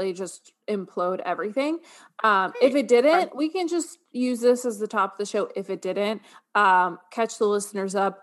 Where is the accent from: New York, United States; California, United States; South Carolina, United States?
New York, United States; moved away; I grew up in New York